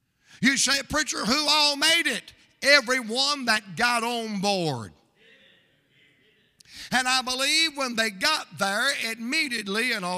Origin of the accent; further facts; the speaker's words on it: Atlanta, Georgia, United States; I am from Atlanta, dude.